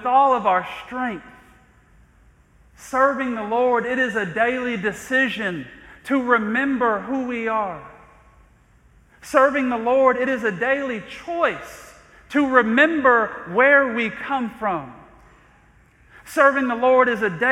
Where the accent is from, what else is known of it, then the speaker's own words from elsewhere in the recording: Athens, Georgia, United States; I remember growing up on the east side of Athens and walking into my home, neighborhood called Chamberlain